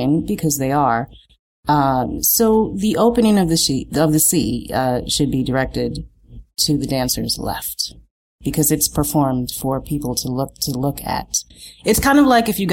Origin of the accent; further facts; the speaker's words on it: New York City, New York, United States; I grew up in Chelsea. I went to school in Greenwich Village